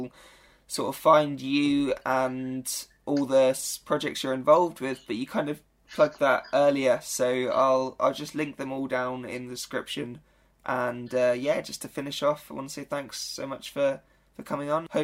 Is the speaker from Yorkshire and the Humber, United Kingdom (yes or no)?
no; Reading, South East England, United Kingdom; based in my hometown of Reading